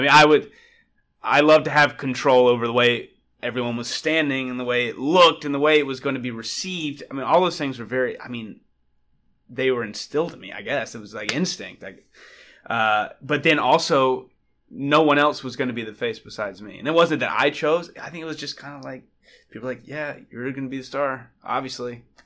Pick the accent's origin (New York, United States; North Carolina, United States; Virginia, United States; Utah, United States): North Carolina, United States; just outside of Charlotte; I am Southern kid from North Carolina. Um, was raised there just outside of Charlotte.